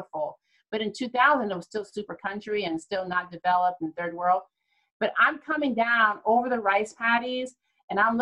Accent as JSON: {"language": "English", "region": "Ohio", "country": "United States", "tie": "born or raised there", "moved": "yes", "said": "I'm from Ohio"}